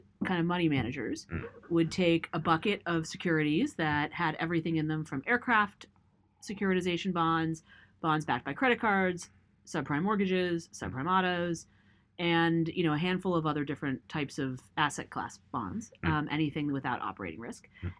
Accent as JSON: {"language": "English", "town": "Los Angeles", "region": "California", "country": "United States", "tie": "born or raised there", "said": "So I grew up in West Los Angeles."}